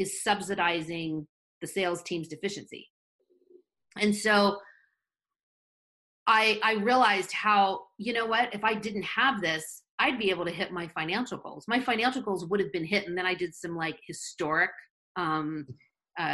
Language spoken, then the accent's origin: English; Florida, United States; now in Southern California, United States; I grew up in Florida